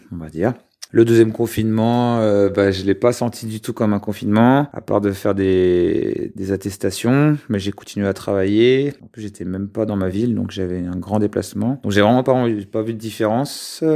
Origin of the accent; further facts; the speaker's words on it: Lyon, Auvergne-Rhône-Alpes, France; je suis de Lyon et en ce moment je suis sur Lyon